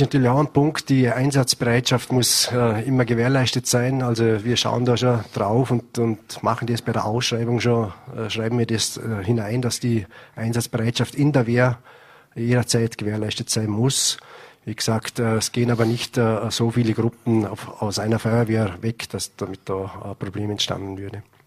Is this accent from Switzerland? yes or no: no; Vorarlberg, Austria; bei uns in Vorarlberg